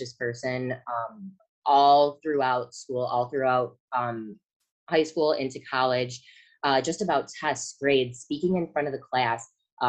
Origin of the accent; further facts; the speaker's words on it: Michigan, United States; I'm from Michigan